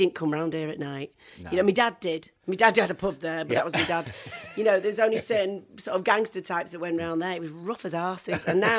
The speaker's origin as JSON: {"language": "English", "town": "Stockport", "region": "North West England", "country": "United Kingdom", "tie": "born or raised there", "also_born_or_lived": "Manchester", "said": "I was born in Burnage, actually, where the … are from."}